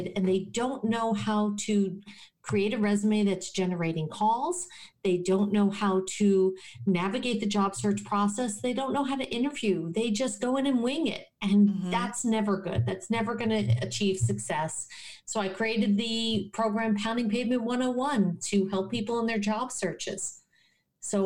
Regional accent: New Jersey in the New York City area, United States; also born or lived in Rochester, New York / Syracuse, New York; now in South Florida, United States; I am from New Jersey in the New York City area

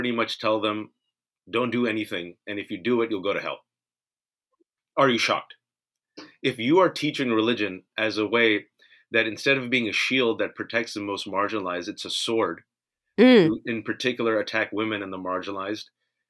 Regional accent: United States; I'm born and raised in America

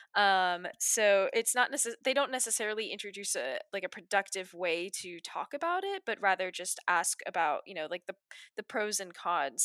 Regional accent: Waterford, Virginia, United States; I'm also from Waterford, Virginia, which is somewhere in, um, northern Virginia

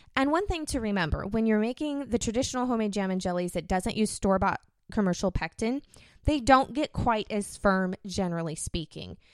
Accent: United States; I'm from America

